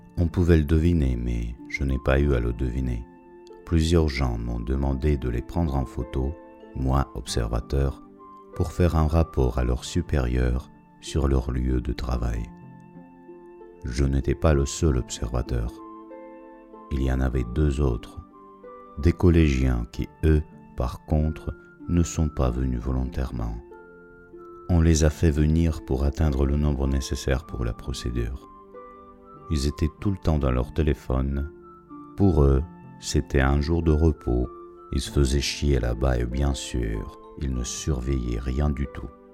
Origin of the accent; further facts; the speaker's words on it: Russia; moved away as an adult; mon pays